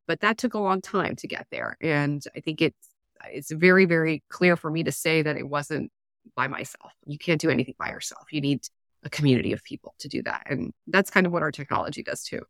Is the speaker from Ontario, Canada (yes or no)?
no; Alberta, Canada; I grew up in Alberta in a rural area